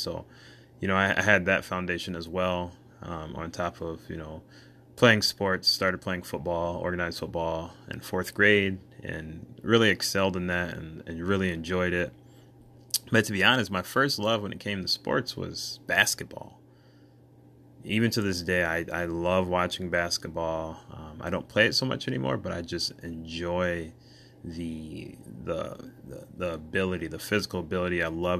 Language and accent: English; Michigan, United States; also born or lived in Bronxville, New York; I was born in New York, Bronxville, New York, to a mother and father whom I love dearly. I have two older sisters, and between the two of them, I have six nieces and nephews, three nieces and three nephews. When I was about 5 years old, we relocated to Michigan, where I reside currently.